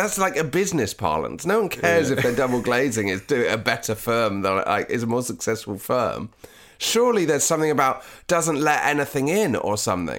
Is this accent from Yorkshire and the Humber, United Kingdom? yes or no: yes; Yorkshire and the Humber, United Kingdom; Good at saving, I beat the competition, and I am from Yorkshire.